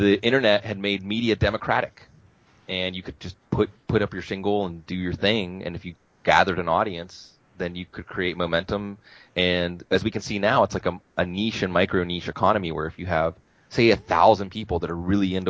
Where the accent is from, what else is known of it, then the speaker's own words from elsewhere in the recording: Mount Lebanon, Pennsylvania, United States; also born or lived in New Mexico; I was born in Mount Lebanon in 1975